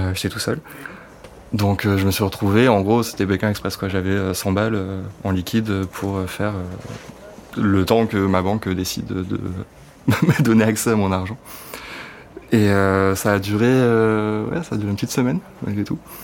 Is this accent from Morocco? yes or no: no; Cantal, Auvergne-Rhône-Alpes, France; moved away as an adult; now in Paris, France; j'habite à Paris depuis, euh, depuis que j'ai 18 ans, donc ça fait une douzaine d'années maintenant. Et je viens du Cantal à la base